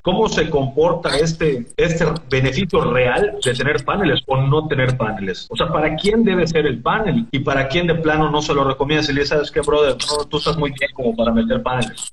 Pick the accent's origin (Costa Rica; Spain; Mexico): Mexico; Como mexicanos